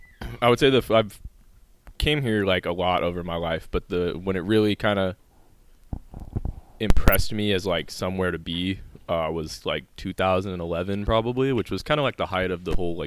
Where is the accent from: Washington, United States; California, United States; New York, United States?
Washington, United States; Tri-Cities; moved away as an adult; also born or lived in Spokane; now in Portland, United States; No, I'm originally from Tri-Cities, which is also in Eastern Washington. I grew up like around Eastern Washington and went to college over there.